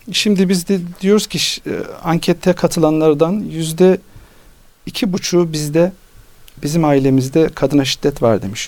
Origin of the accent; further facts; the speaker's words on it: Nevşehir, Turkey; moved away; Biz Anadolu'da yaşadık. Nevşehirliyiz.